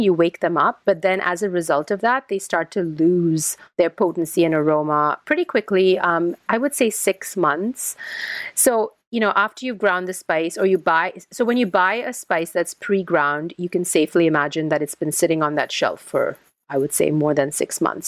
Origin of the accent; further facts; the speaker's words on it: India; moved away; I'm Indian, um, originally, even though now I, you know, I've lived outside of India for a long time